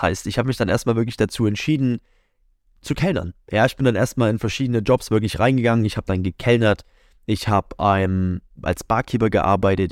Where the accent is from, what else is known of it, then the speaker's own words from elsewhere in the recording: near Leipzig, Saxony, Germany; moved away as an adult; now in Munich, Germany; bin dann aus der Nähe von Leipzig, wo ich aufgewachsen bin, Richtung München beziehungsweise direkt nach München gezogen.